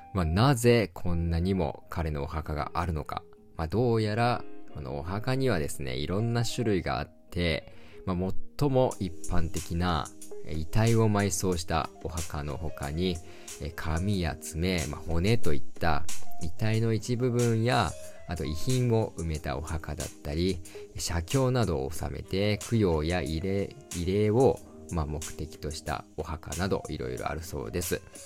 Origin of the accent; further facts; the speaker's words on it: Mikawa, Aichi, Japan; 地元三河なので